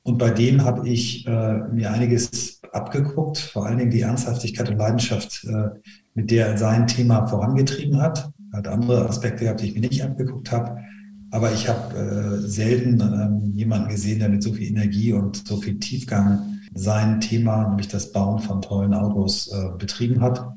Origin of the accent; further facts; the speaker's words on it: Flensburg, Schleswig-Holstein, Germany; ich bin in Flensburg geboren als erster Sohn einer Lehrerin und eines Marineoffiziers